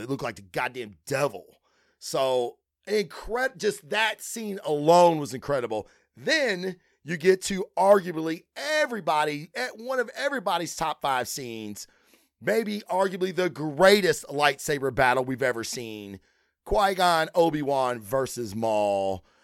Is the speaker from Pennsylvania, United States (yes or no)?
no; Kentucky, United States; I'm from Kentucky